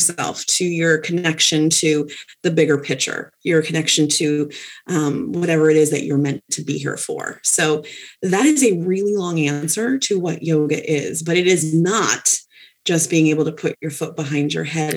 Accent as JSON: {"language": "English", "town": "Westfield", "region": "Massachusetts", "country": "United States", "also_born_or_lived": "South Hadley, Massachusetts", "moved": "as an adult", "said": "I move up to Massachusetts, where I'm originally from. I'm originally from Westfield, and moved to South Hadley"}